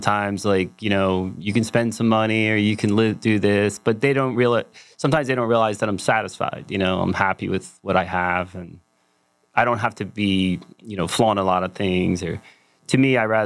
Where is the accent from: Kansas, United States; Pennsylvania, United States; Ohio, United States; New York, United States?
Pennsylvania, United States; Philadelphia; I'm from Philadelphia